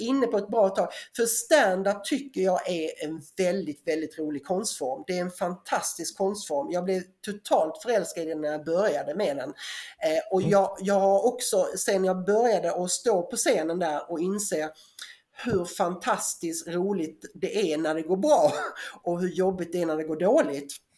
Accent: Eslöv, Skåne, Sweden; accent: Scanian; jag kommer ju som, som Johan Glans då från Eslöv, Horva utanför

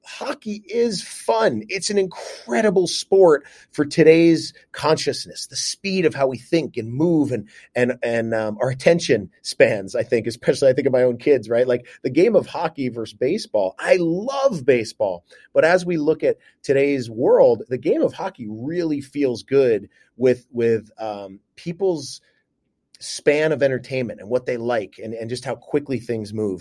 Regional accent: New York, United States; moved away as an adult; also born or lived in Cleveland / Las Vegas; now in Seattle, United States; back home to my home state of New York

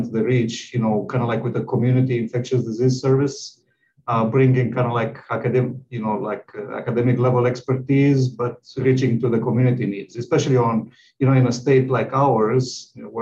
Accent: Romania; moved away as an adult; also born or lived in Texas; now in Nebraska, United States; I'm from Romania, which is in, you know, Eastern Europe, and I graduated from medical school there, and then I moved to the United

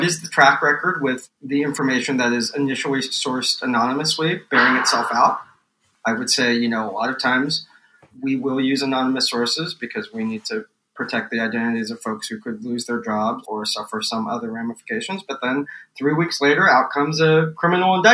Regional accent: San Diego, California, United States; now in New York, United States; Well, I grew up in San Diego, one of my perennial disappointments here in New York

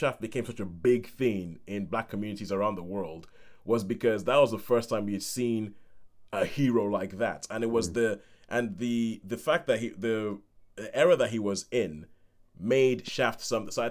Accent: Nigeria; growing up in Nigeria with my parents

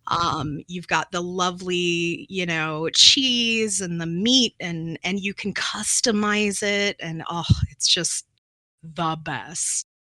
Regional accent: New Mexico, United States; I come from New Mexico

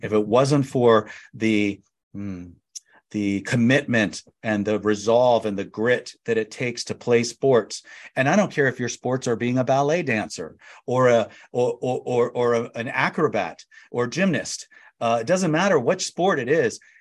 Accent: Annapolis, Maryland, United States; moved away as an adult; also born or lived in Calvert County, Maryland / New York / Phoenix; now in San Diego, United States; I grew up near Annapolis, Maryland, and Calvert County, Maryland

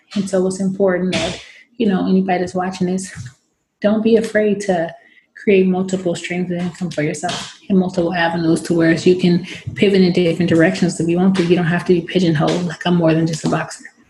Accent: San Francisco, California, United States; we didn't have that growing up in San Francisco

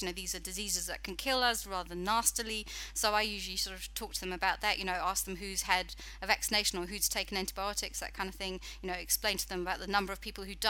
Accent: United Kingdom; moved away as an adult; now in New Zealand; For anybody who doesn't understand my accent, I'm actually British

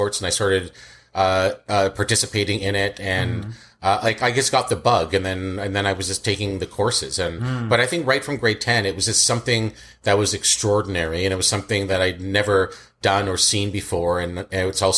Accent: Scarborough, Ajax, Pickering, Ontario, Canada; also born or lived in Kingston, Jamaica; We moved quite a bit. I was in East End, like Scarborough, West Hill

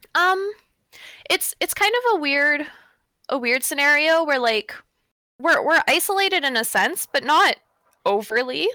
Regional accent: Pickle Lake, Ontario, Canada; now in Thunder Bay, Canada; I'm actually from Pickle Lake, uh, which is the furthest north

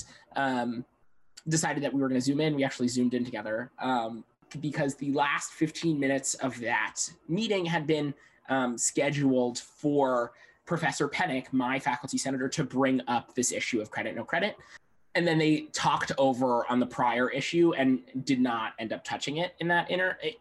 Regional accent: Long Island, New York, United States; moved away; I'm originally from Long Island, New York.

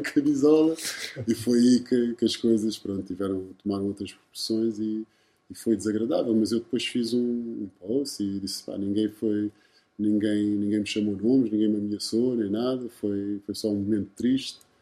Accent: Lisbon, Portugal; also born or lived in Cape Verde (ancestry) / Charlotte, United States / San Sebastián, Spain / Porto; o sítio onde, onde, eu cresci foi em Chelas

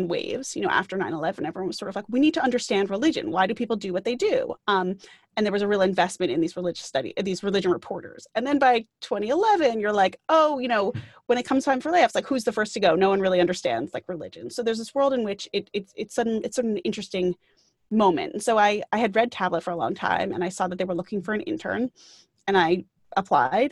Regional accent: Great Neck, New York, United States; I grew up on Long Island, which is one of the suburbs outside of New York City, and grew up in a town called Greyneck

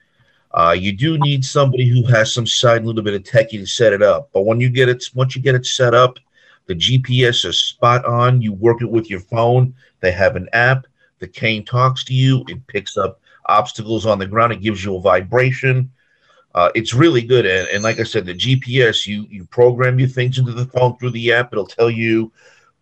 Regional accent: Long Island, New York, United States; now in Kissimmee, United States; I live in Kissimmee, Florida, but I'm originally from New York, Long Island

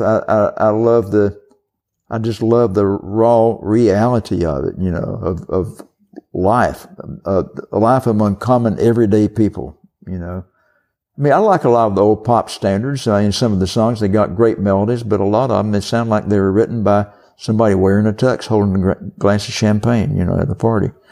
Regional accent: the South, Southern United States, United States; accent: southern; my southern accent

